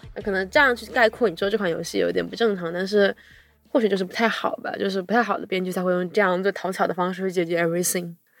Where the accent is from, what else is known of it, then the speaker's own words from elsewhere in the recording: China; 就是我们作为一个我土生土长土生土长 Chinese